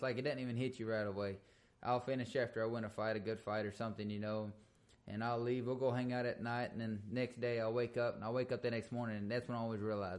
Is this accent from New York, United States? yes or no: no; Milano, Texas, United States; also born or lived in Brenham, Texas / Cameron, Texas; I grew up in the Central Texas area. You know, I was born in Brenham, raised right here in Milano and Cameron, and back to Milano after our house burned down.